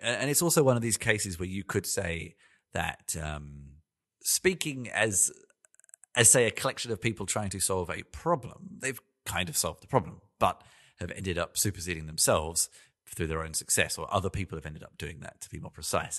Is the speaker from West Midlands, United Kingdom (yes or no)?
no; London, United Kingdom; also born or lived in Melbourne, Australia; now in Berlin, Germany; I live in Berlin, in Germany. I've, I was born in London. I lived in Melbourne, in Australia.